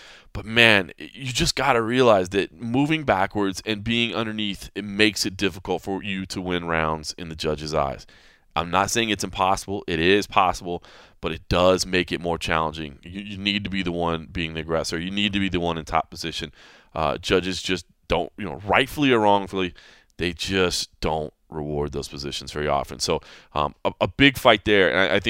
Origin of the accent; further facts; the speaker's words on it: Nebraska, United States; The other part is because I really wanted to fight in my home state, Nebraska.